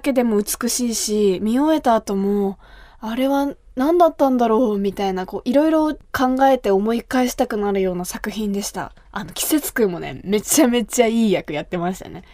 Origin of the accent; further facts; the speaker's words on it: Kumamoto, Japan; 私が生まれ育った熊本